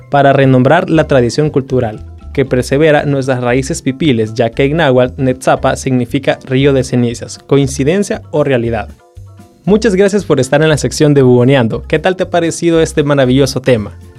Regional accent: El Salvador; Como salvadoreños

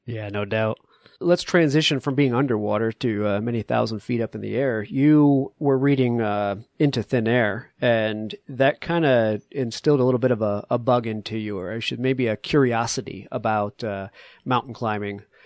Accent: New England, United States; now in Colorado, United States; I grew up in New England with you at, at sea level

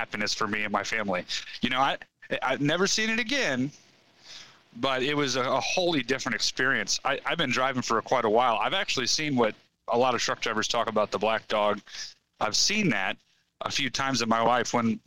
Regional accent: Missouri, United States; I'm from Missouri

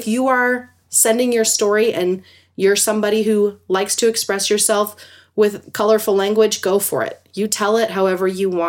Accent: California, United States; also born or lived in Ely, Nevada; There's plenty of little things that happened in the house I grew up in California, but this story happened as an adult living in rural Nevada.

